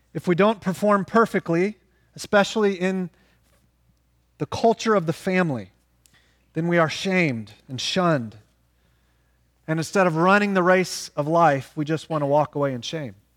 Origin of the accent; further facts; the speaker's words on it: Oklahoma, United States; moved away; we're from Oklahoma